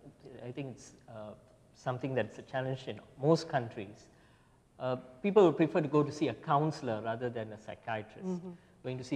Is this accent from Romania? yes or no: no; Malaysia; Malaysia is basically an Asian country, so our population is an Asian population. But it's not just of one ethnicity.